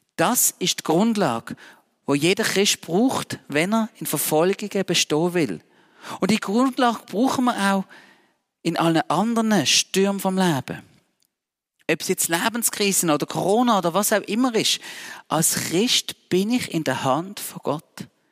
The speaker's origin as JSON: {"language": "German", "country": "Switzerland", "said": "Als Schweizer Bürger"}